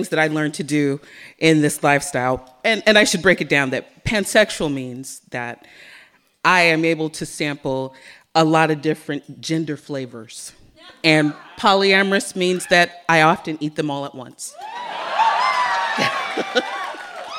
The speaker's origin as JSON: {"language": "English", "town": "San Francisco", "region": "California", "country": "United States", "tie": "born or raised there", "said": "San Francisco is my hometown"}